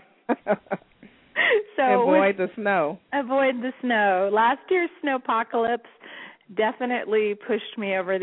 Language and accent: English; Long Island, New York, United States; also born or lived in Los Angeles; now in New York, United States; I'm originally from Long Island, from New York